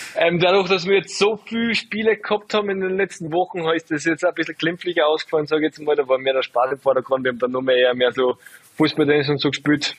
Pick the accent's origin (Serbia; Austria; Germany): Austria; Salzburg; ich bin ja einfach von Salzburg